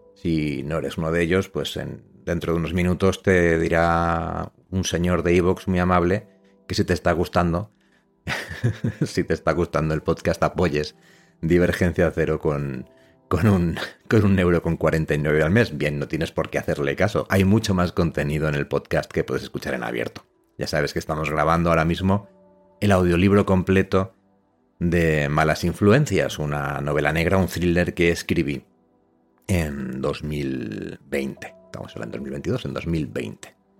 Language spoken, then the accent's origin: Spanish; Los Corrales de Buelna, Cantabria, Spain; Yo soy de los Corrales de Huelna, que es un pueblecito que está en Cantabria